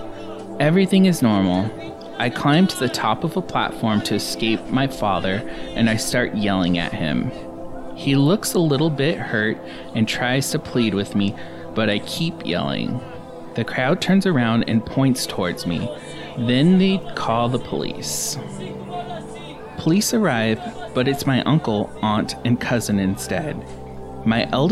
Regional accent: Gilbert, Arizona, United States; We grew up in Gilbert when it was poor.

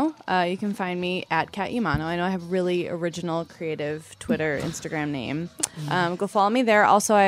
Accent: Massachusetts, United States; I'm from Massachusetts

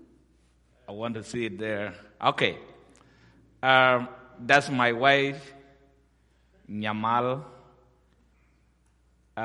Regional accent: Ethiopia; also born or lived in South Sudan; I was born in South Sudan or Sudan, and I grew up in Ethiopia

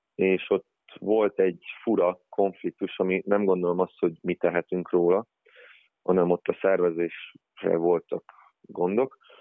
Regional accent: Giessen, Hesse, Germany; now in Hungary; Németországban születtem, ott nőttem fel, ö, Giesenben

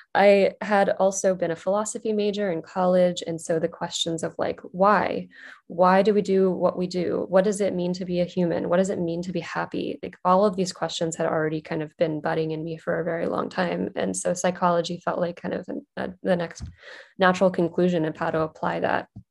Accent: West Virginia, United States; moved away as an adult; also born or lived in New York City / Durham, North Carolina; I grew up in West Virginia

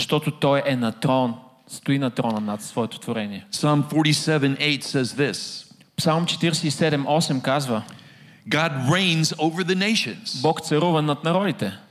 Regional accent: Texas, United States; But um, I'm from Texas. I'm from Gateway Church.

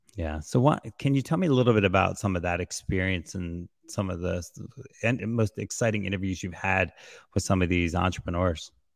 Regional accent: New Jersey, United States; I'm from Jersey, so I got this craziness about me

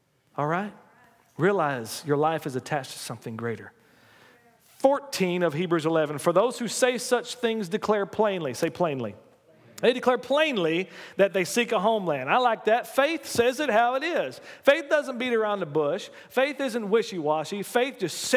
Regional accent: United States; as an American

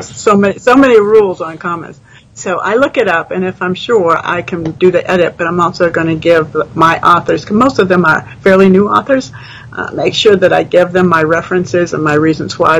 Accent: New England, United States; moved away as an adult; now in Texas, United States; I grew up in New England. I moved to Texas

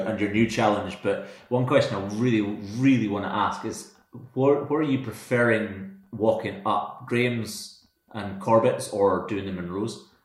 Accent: Dingwall, Scotland, United Kingdom; I grew up in Dingwall, so right next to Ben Wyvis.

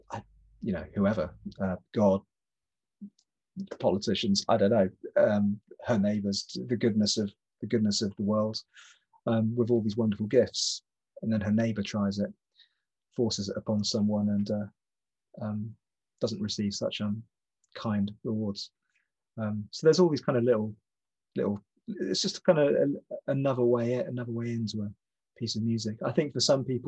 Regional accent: the Southwest, South West England, United Kingdom; moved away as an adult; also born or lived in north of London; now in England; I grew up in the Southwest

